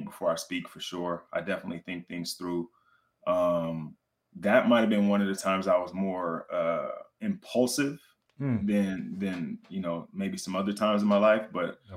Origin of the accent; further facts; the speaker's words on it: Richmond, California, United States; also born or lived in Oakland, California; I was born in Oakland, California, but raised in Richmond, California